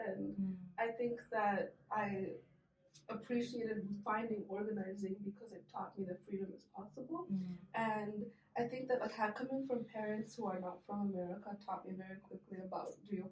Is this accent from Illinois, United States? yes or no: yes; Chicago, Illinois, United States; I'm from Chicago, from the West Ridge. I was raised on Devon Street